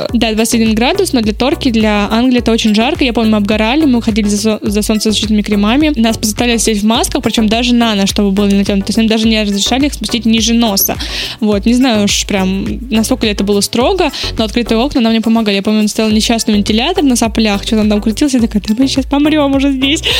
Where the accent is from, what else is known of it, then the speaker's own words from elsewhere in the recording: Ryazan, Ryazan Oblast, Russia; Я из Рязани